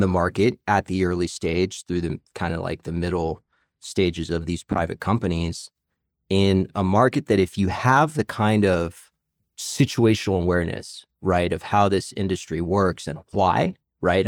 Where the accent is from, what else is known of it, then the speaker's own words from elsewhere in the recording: Arlington, Virginia, United States; I'm actually a native of this area. I grew up in Arlington, Virginia.